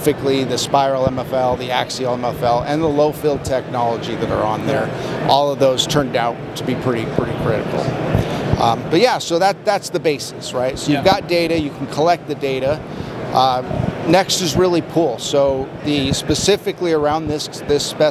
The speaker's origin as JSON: {"language": "English", "region": "northern Arizona", "country": "United States", "tie": "born or raised there", "moved": "yes", "lives_now": "Salt Lake City, United States", "said": "I'm originally from Arizona. I grew up in northern Arizona"}